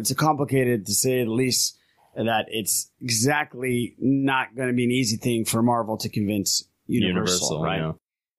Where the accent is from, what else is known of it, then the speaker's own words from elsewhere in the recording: Anaheim, California, United States; I grew up in Orange County in Anaheim